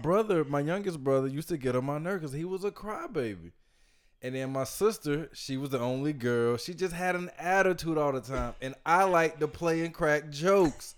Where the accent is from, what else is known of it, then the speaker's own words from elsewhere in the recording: Georgia, United States; we're all from Georgia